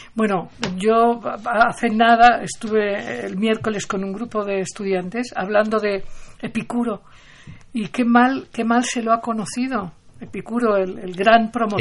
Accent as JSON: {"language": "Spanish", "town": "Barcelona", "region": "Catalonia", "country": "Spain", "tie": "born or raised there", "said": "Yo, cuando era niña, yo nací en Barcelona"}